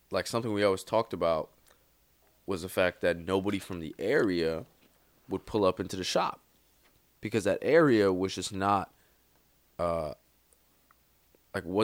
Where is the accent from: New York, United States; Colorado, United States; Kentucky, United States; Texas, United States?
New York, United States; Bronx; I'm from the BX.